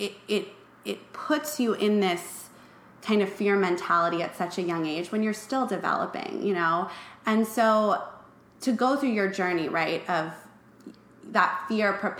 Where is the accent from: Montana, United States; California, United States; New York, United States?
California, United States; Malibu; I grew up in Malibu